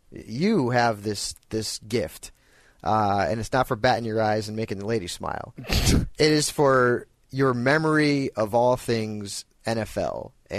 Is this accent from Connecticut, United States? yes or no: yes; Connecticut, United States; They're actually a band from my home state in Connecticut.